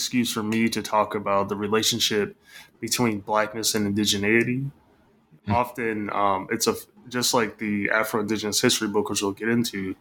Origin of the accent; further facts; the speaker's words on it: Michigan, United States; moved away as an adult; also born or lived in Illinois; now in Los Angeles, United States; I'm from Michigan. So grew up in the Midwest, went to school in the Midwest, and am currently an assistant professor, as you said, at UCLA.